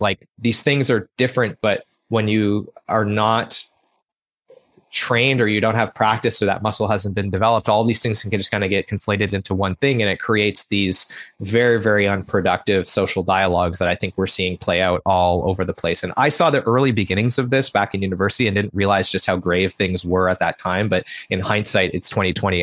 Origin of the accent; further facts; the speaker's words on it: Prince Edward Island, Canada; I grew up in Prince Edward Island